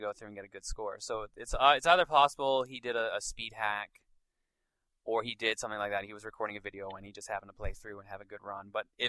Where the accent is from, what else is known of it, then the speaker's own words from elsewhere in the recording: Canada; I'm Canadian.